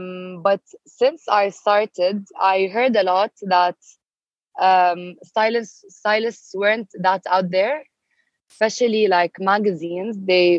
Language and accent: English; Jeddah, Makkah Province, Saudi Arabia; I was born and raised in Saudi. And I started my career there. And so far, I'm still based there